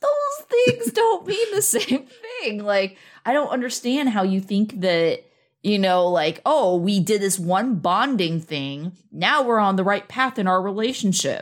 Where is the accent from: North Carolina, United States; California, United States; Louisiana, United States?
California, United States; I grew up in California